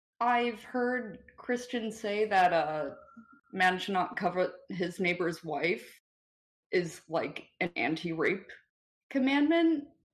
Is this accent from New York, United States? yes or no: yes; New York, United States; I am from New York State.